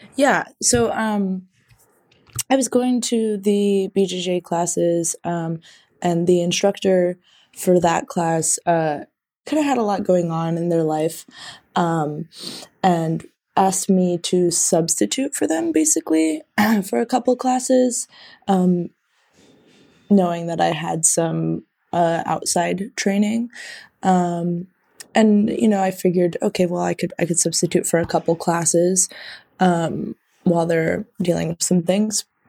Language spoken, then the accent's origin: English; a small Midwestern town, United States; now in Chicago, United States; I'm from a, a small Midwestern town